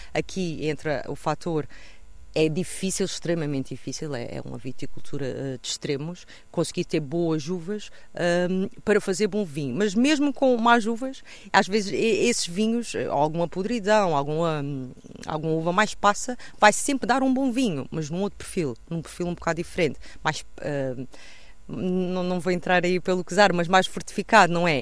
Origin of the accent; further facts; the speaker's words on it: Monte, Azores, Portugal; estamos numa vinha, uh, que era a vinha onde eu cresci, com o meu pai